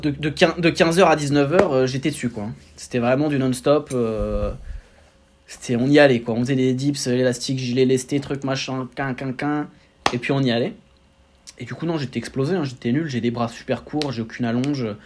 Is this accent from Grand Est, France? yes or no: no; Roissy-en-Brie, Seine-et-Marne, Île-de-France, France; je viens de région parisienne 77, Roissy-Ponto représente